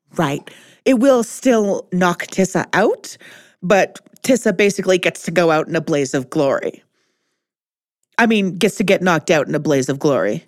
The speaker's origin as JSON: {"language": "English", "country": "Canada", "said": "Speaking as a Canadian"}